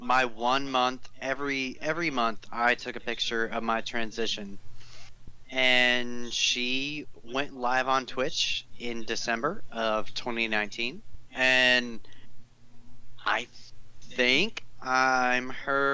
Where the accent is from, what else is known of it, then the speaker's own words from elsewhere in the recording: Dallas, Texas, United States; I grew up in Dallas, Texas